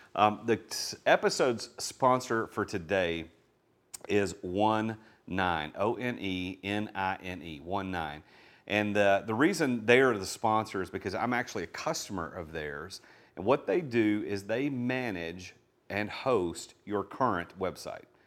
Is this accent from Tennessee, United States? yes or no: yes; Nashville, Tennessee, United States; accent: Southern; I'm from Nashville, so my s, my Southern accent sometimes comes through